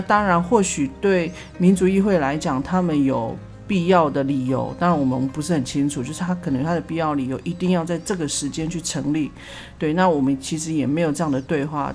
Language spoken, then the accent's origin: Chinese; Pingtung County, Taiwan; 我们屏东这边排湾族